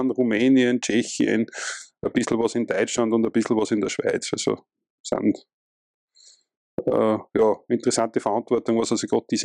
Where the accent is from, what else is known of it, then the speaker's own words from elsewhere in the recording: Austria; ich komme aus Österreich